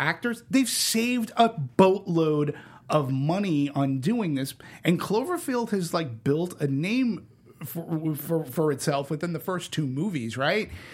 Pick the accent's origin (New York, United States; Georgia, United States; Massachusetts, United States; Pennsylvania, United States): Massachusetts, United States; Boston; I'm from Boston.